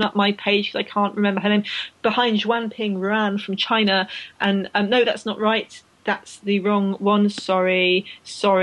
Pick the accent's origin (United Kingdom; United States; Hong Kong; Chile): United Kingdom; I'm British